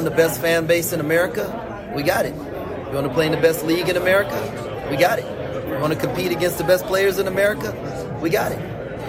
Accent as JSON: {"language": "English", "region": "Texas", "country": "United States", "tie": "born or raised there", "also_born_or_lived": "Trinidad / St. Croix / Minnesota", "said": "I was born in Trinidad. I was raised in St. Croix. I grew up in Texas. I lived in Minnesota for a while."}